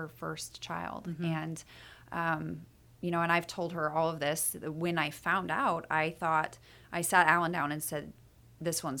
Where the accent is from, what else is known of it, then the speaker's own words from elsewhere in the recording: Meridian, Idaho, United States; moved away; also born or lived in Sparks, Nevada / Boise, Idaho; I went to high school in Meridian, Idaho.